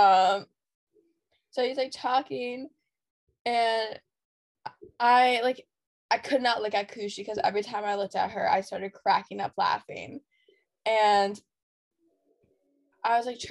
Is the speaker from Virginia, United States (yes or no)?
no; near Kent, Ohio, United States; we're from Kent because that's the only way to describe where we're